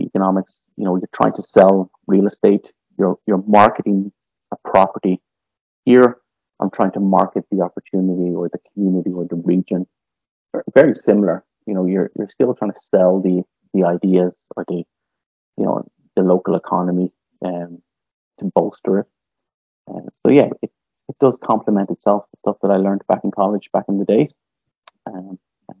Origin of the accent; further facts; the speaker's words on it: Dublin, Leinster, Ireland; moved away as an adult; also born or lived in Limerick, Ireland; now in Northwest Alberta, Canada; Originally, I'm from Ireland. And I grew up in the capital city in Dublin